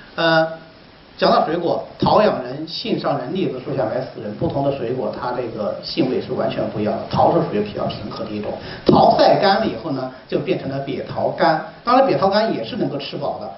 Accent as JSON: {"language": "Chinese", "region": "Hubei", "country": "China", "tie": "born or raised there", "moved": "as an adult", "lives_now": "Hangzhou, China", "said": "我们湖北人喜欢炖藕汤嘛"}